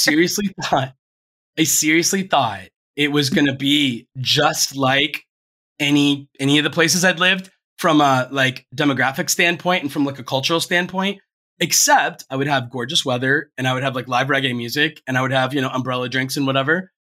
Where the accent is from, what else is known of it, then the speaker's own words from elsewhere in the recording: Ohio, United States; moved away; also born or lived in Florida; when you're from Ohio